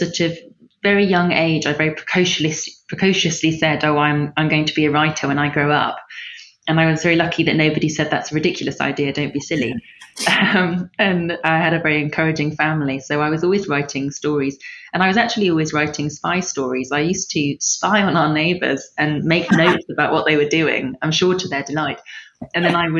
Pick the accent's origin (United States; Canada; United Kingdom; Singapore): United Kingdom; London; I grew up in Kentish Town, which at the time was the capital, the murder capital of Europe